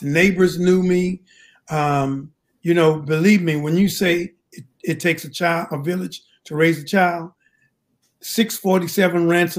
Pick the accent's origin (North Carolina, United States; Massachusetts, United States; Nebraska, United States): North Carolina, United States; Henderson; Well, Henderson is a very small town. And during it, when I was growing up, everybody knew everybody.